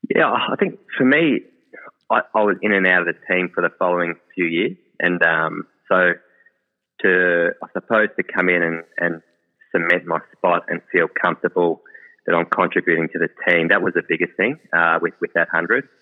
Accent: Melbourne, Victoria, Australia; growing up in Melbourne, and I was three or four year old

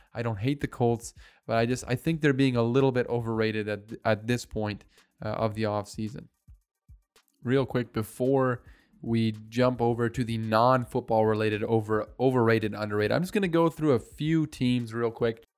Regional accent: Canada; as a Canadian

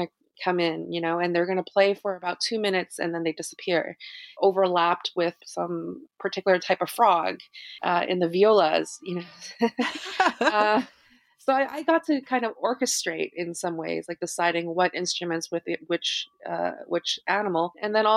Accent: Vancouver, British Columbia, Canada; moved away as an adult; now in New York, United States; I grew up in Vancouver, you know, I studied the classics, performed, you know, with the Vancouver Symphony at an early age.

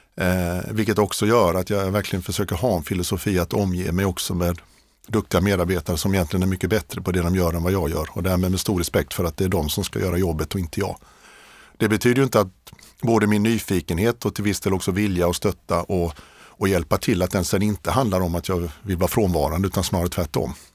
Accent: Hovmantorp, Kronoberg County, Sweden; moved away as an adult; also born or lived in Kungälv / Lund; now in Stockholm, Sweden; jag är uppväxt i i Småland, i, eh, det allra eh, mörkaste och mest kargaste av Småland, Kronobergs län, i ett samhälle som heter Hovmantorp

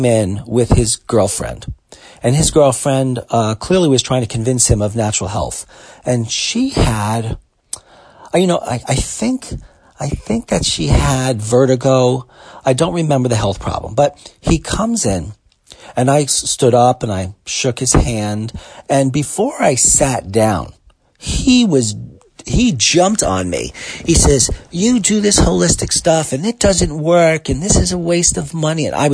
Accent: New York City, New York, United States; I grew up in Brooklyn

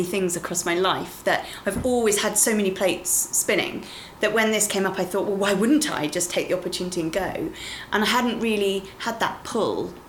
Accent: the West Country near Bath, South West England, United Kingdom; now in London, United Kingdom; I grew up in the West Country near Bath

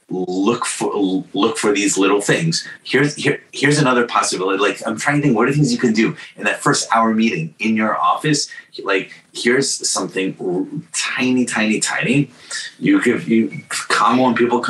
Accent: New York, United States; also born or lived in Bay Area; I grew up in New York in the Giuliani era

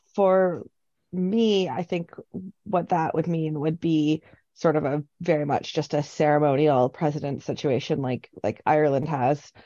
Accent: Canada; now in Scotland; I'm Canadian

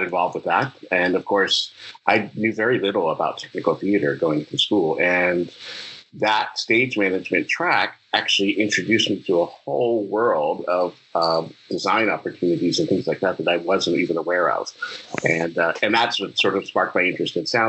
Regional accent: Winston-Salem, North Carolina, United States; North Carolina School of the Arts is in my hometown

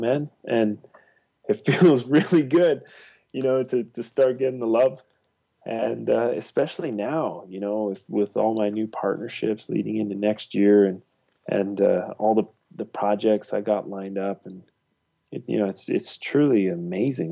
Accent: Ontario, Canada; I grew up in Ontario

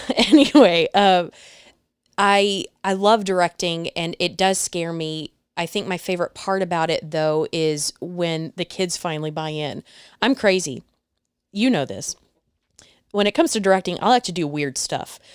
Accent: Mesquite, Texas, United States; also born or lived in Dallas, Texas; I was born and raised in the Dallas area, little town called Mesquite, Mesquite, Texas

